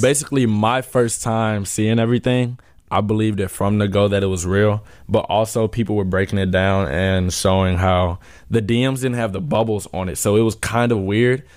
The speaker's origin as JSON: {"language": "English", "town": "St. Louis", "region": "Missouri", "country": "United States", "tie": "born or raised there", "said": "We're from Saint Louis, Missouri."}